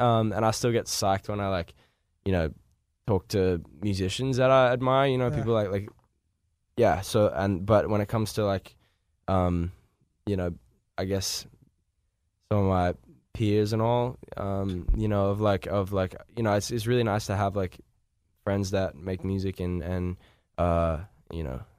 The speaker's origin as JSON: {"language": "English", "country": "Australia", "moved": "yes", "lives_now": "Los Angeles, United States", "said": "Yes, I am from Australia."}